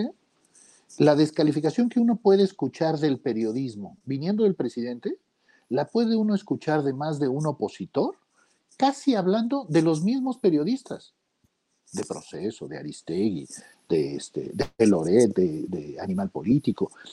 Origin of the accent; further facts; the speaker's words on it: Arcelia, Guerrero, Mexico; en mi pueblo, en Arcelia Guerrero